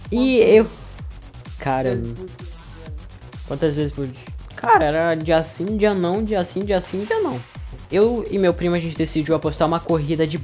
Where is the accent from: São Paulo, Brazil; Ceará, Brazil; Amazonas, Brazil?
Amazonas, Brazil; Eirunepé; quem me conhece sabe que eu sou de Irunepé, uma cidadezinha perto de Manaus, perto do Acre também.